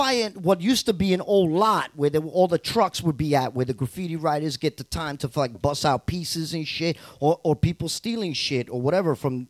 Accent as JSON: {"language": "English", "town": "New York City", "region": "New York", "country": "United States", "tie": "born or raised there", "said": "I grew up in Corona."}